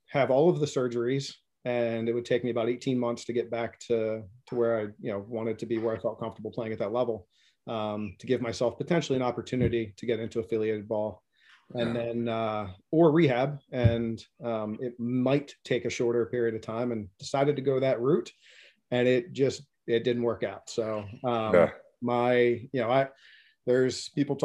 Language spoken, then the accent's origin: English; Philadelphia suburbs, Pennsylvania, United States; moved away; also born or lived in Hudson, New Hampshire; I grew up actually in the Philly suburbs